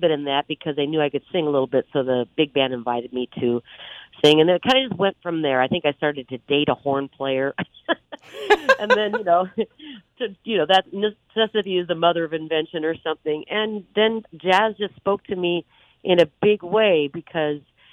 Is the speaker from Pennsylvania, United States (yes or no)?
no; Omaha, Nebraska, United States; when I was growing up in the Midwest, in Omaha, Nebraska